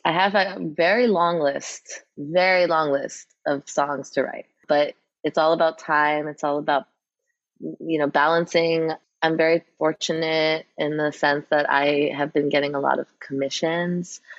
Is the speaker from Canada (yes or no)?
no; New York City, New York, United States; I grew up in New York City